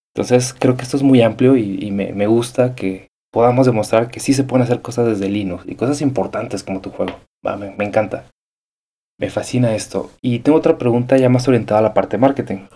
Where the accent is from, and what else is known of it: Mexico